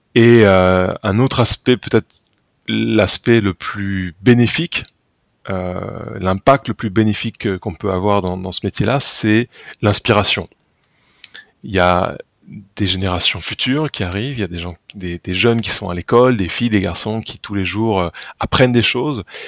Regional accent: Tulle, Nouvelle-Aquitaine, France; J'y suis né déjà je suis né à Tulle en 1982

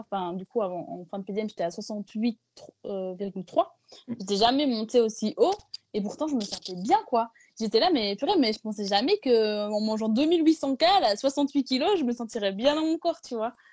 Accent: Belgium; je suis belge à la base

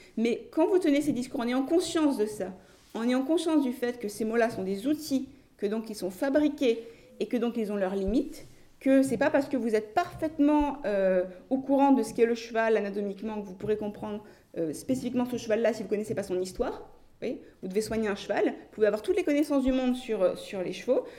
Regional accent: France; Je suis française

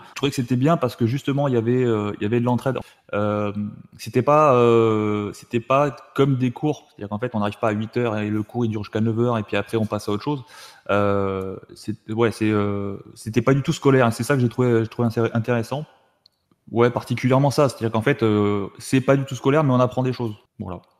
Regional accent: Tarbes, Occitania, France; also born or lived in Saumur, France / Metz, France; Alors moi je viens de Tarbes, donc du sud-ouest de la France.

